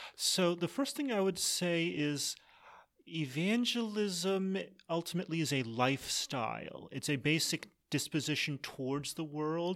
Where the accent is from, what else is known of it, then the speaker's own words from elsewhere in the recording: Massachusetts, United States; I grew up in Massachusetts